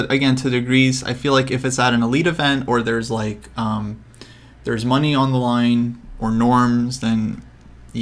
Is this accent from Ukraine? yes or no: yes; Ukraine; I'm from Ukraine